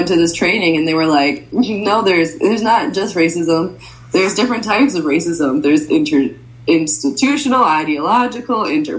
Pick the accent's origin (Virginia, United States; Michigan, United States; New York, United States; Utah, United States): Michigan, United States; moved away as an adult; also born or lived in Connecticut; now in Chicago, United States; I usually say that I was born in Connecticut and then moved to Michigan and then moved to Chicago for college. But my parents immigrated here from Egypt at different times.